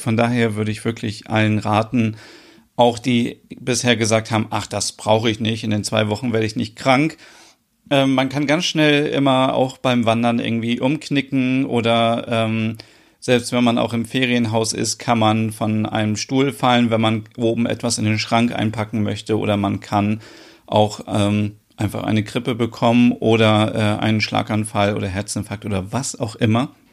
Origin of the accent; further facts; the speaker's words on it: Germany; bei uns in Deutschland